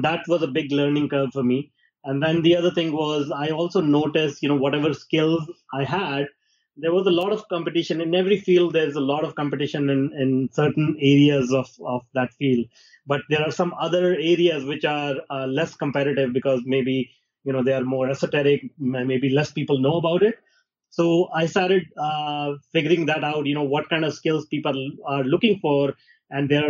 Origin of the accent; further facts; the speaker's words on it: India; moved away as an adult; now in Canada; I was born in India in a small town, and I grew up there